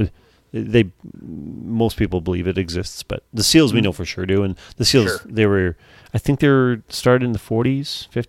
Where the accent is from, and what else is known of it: Canada